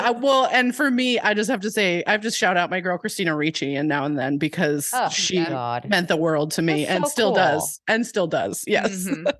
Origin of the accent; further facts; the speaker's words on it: Santa Cruz, California, United States; Lost Boys, so which was filmed in my hometown.